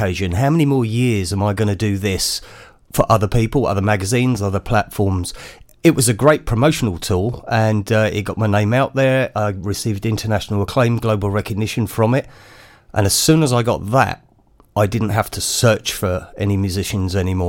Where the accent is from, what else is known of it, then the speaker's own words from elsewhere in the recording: Wales, United Kingdom; also born or lived in London; born and bred in Wales, but spent many years in London as a music journalist, so the accent's gone.